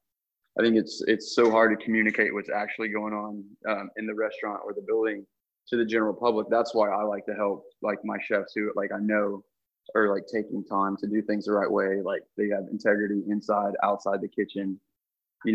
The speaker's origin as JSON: {"language": "English", "town": "Fort Worth", "region": "Texas", "country": "United States", "said": "I'm from Fort Worth, Texas"}